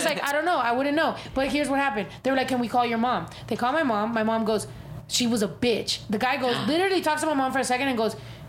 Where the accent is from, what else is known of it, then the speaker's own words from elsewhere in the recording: Mexico; because I'm not bullshitting when I say I was raised in Mexico. Like, literally, as much as my mom can send me to Mexico, I was in Mexico.